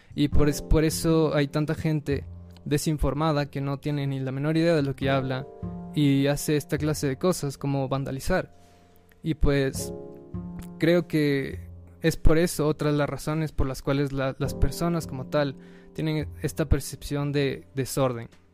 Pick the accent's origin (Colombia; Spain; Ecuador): Ecuador; Nosotros como ecuatorianos